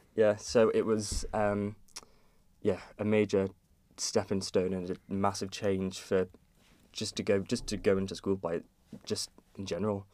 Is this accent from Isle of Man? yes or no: yes; Kirk Michael, Isle of Man; I grew up in Kirkmichael, and I'm s, that's where I currently am now